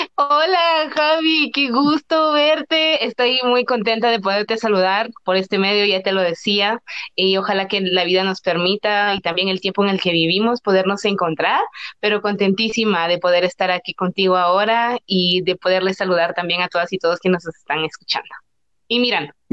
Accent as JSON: {"language": "Spanish", "town": "San Juan Comalapa", "region": "Chimaltenango", "country": "Guatemala", "said": "mi comunidad, de mi pueblo, y aparte que, por ejemplo, Comalapa es una tierra de muchísimos artistas"}